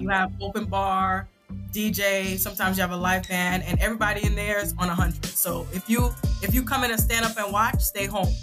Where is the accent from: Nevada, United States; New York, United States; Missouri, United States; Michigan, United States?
New York, United States; New York City; also born or lived in Saint Vincent and the Grenadines / Virginia; I'm from Brooklyn